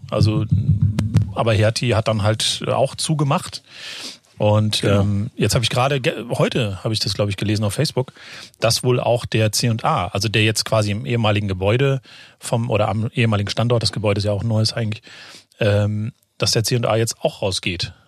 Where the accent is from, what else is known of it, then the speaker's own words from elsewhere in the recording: Frankfurt am Main, Hesse, Germany; ich bin ja geborener Frankfurter